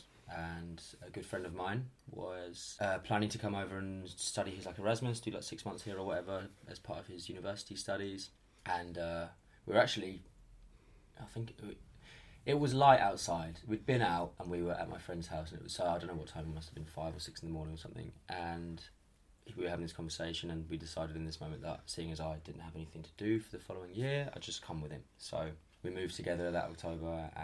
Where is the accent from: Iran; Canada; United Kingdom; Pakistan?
United Kingdom; moved away as an adult; I'm going to go home, back to the UK